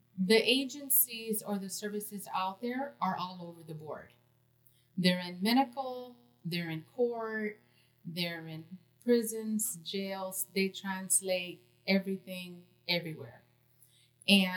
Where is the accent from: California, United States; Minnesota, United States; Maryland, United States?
California, United States; moved away; I'm originally from California